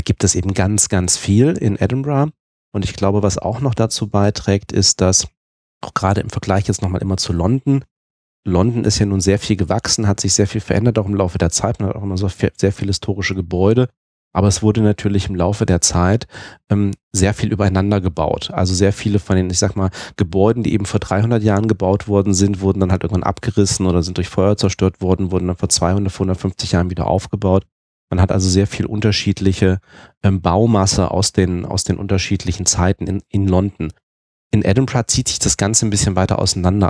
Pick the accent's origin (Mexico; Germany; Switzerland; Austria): Germany; bei uns in Deutschland